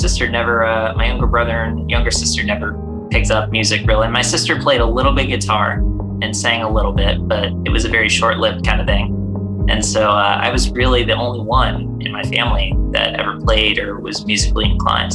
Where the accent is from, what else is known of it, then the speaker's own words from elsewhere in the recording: Charlotte, North Carolina, United States; also born or lived in Tampa, Florida; I've been as close to born and raised in Charlotte as you can be